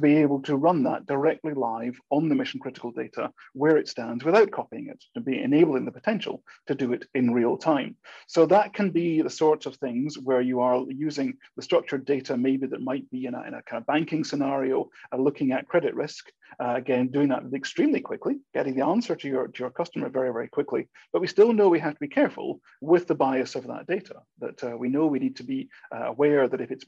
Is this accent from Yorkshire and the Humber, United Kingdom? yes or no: no; Scotland, United Kingdom; accent: Scottish; I'm a Scotsman, as my accent may or may not be coming out across too strongly these days. It depends how often I've been back to Scotland to determine this.